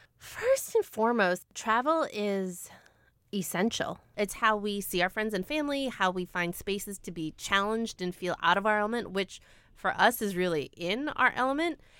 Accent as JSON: {"language": "English", "country": "United States", "said": "As an American"}